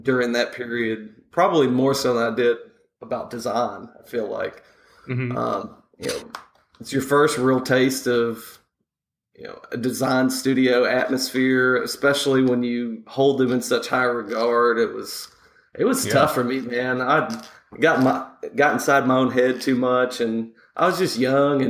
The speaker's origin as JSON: {"language": "English", "region": "the South", "country": "United States", "also_born_or_lived": "San Francisco", "accent": "Southern", "lives_now": "Nashville, United States", "said": "If people are listening to my accent, they're probably saying the South as well"}